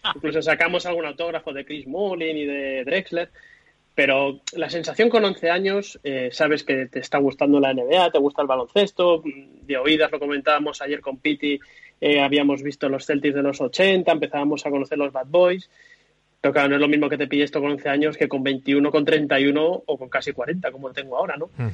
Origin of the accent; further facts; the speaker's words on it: Tarragona, Catalonia, Spain; a mí me pilla esto con 11 años, ya una edad muy razonable para saber lo que estaba pasando al lado de mi casa, yo soy de Tarragona